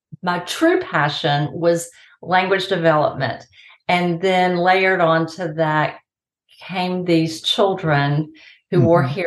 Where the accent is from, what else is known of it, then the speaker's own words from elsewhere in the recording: High Point, North Carolina, United States; also born or lived in Boone, North Carolina; I was born there, but my parents and I moved away when I was only three, and I grew up in High Point, North Carolina